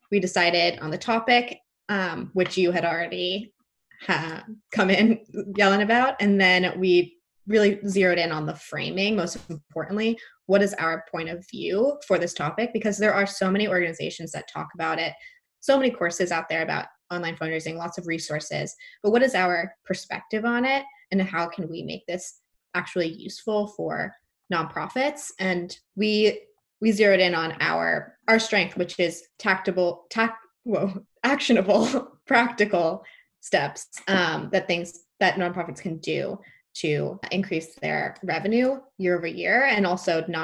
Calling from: Rhode Island, United States; also born or lived in New York City; I'm calling in from Rhode Island. I'm just here temporarily quarantining, but enjoying some more outdoor space than I had in New York City.

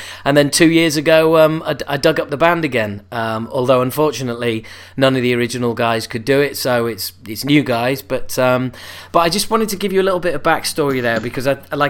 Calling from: London, United Kingdom; I'm calling from London town as we speak.

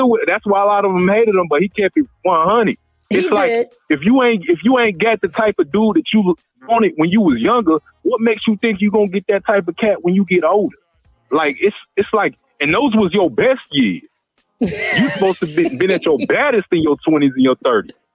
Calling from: Georgia, United States; I'm from Georgia.

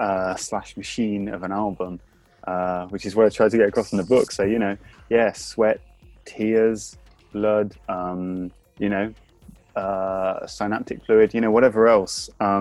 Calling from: London, United Kingdom; I'm calling from the UK. For now, it's the UK. And London.

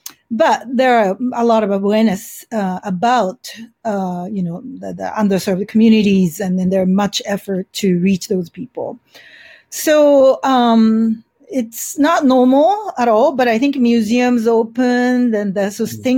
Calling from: San Francisco, California, United States; I'm calling from San Francisco, where it is relatively under control compared to other cities in the United States.

